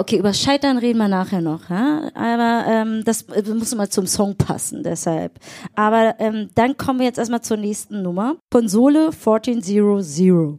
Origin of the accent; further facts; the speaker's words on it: Berlin, Germany; Wir sind ja richtige Berliner Pflanzen